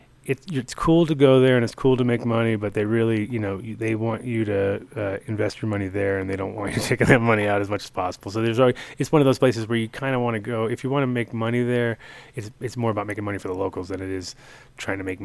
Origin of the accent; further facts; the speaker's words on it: New York, United States; moved away; I'm from New York originally